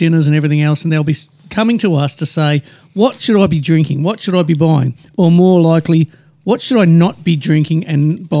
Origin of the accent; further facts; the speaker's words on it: Carrum, Victoria, Australia; I'm from Carrum.